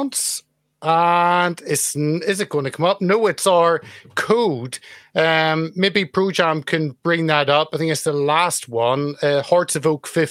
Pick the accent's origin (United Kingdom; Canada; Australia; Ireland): Ireland; growing up in Ireland in the 80s, end of the 70s, all the 80s